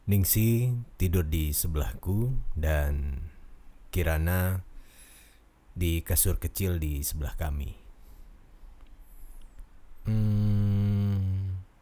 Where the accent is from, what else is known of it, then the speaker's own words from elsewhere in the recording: Central Java, Indonesia; Asal saya dari Jawa Tengah dan saat ini saya bekerja di gudang karet di daerah Kebumen.